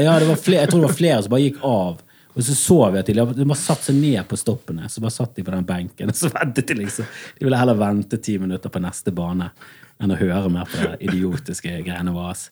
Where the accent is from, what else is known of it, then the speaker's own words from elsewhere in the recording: Bergen, Vestland, Norway; Jeg er fra Fana i Bergen